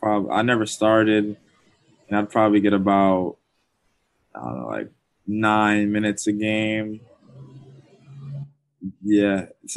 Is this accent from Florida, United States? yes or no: yes; Orlando, Florida, United States; I grew up in Florida. My mom was born in Jamaica